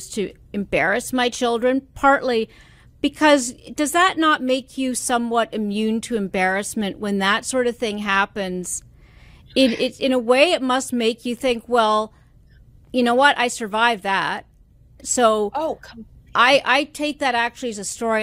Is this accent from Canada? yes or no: yes; Canada; Being a Canadian myself